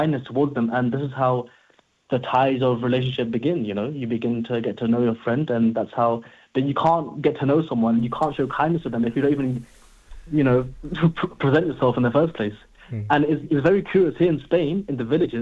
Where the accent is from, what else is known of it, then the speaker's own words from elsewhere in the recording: London, United Kingdom; growing up in London, I mean, we always say, like, to our friends, oh, yo, what are you saying? You good?